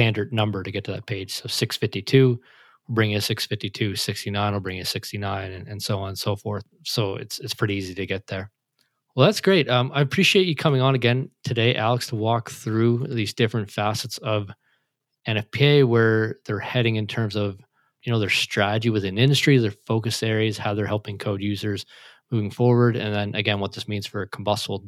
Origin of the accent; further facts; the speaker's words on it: Canada; I'm Canadian